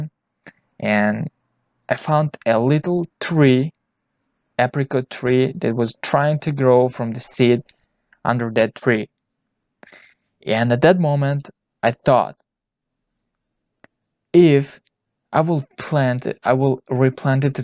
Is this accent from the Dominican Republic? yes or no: no; Tajikistan; I was born in Tajikistan.